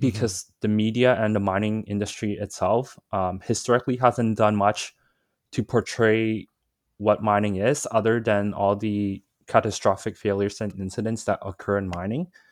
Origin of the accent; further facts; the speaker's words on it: Vancouver, British Columbia, Canada; also born or lived in Hong Kong; So, I was born in Vancouver, but I actually spent maybe around five years in Hong Kong when I was, uh, young, I think from two to seven, two to eight, roughly. Um, and then I moved back here, um, into Vancouver